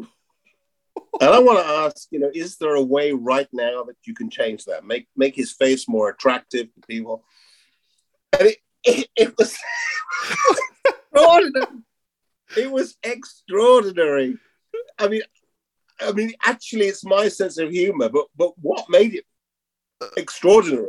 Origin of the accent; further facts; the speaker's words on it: England, United Kingdom; I'm an Englishman